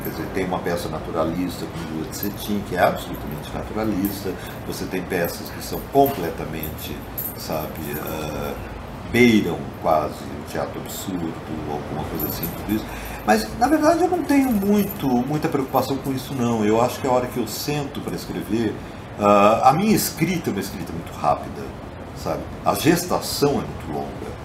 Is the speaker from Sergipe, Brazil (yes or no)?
no; Botucatu, São Paulo, Brazil; moved away as an adult; now in São Paulo, Brazil; eu saí de Botucatu com uns 18 anos de idade estou com 62. Então, esse tempo todo eu morei aqui e fora, você viu também, mas basicamente São Paulo.